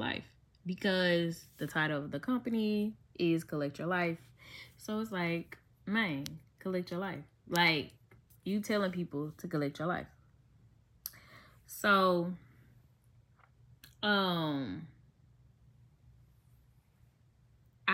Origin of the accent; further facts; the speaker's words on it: Memphis, Tennessee, United States; I'm from Memphis